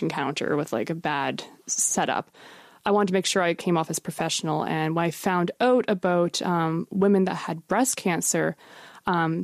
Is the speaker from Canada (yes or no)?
yes; Shelburne, Nova Scotia, Canada; moved away as an adult; now in Halifax, Canada; I'm originally from the South Shore, from a little town called Shelburne.